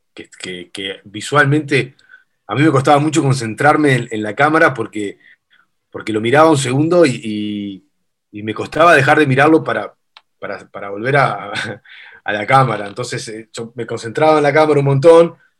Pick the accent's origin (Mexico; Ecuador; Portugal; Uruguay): Uruguay; Nosotros en Uruguay somos, somos sudamericanos, pero somos bastante europeos en tradición